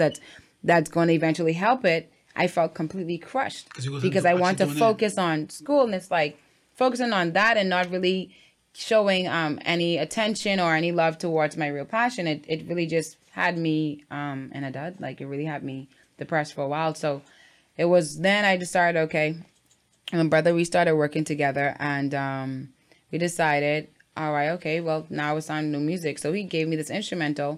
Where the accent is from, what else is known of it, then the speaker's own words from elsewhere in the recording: Freeport, Grand Bahama, Bahamas; I'm from Freeport, Grand Bahama.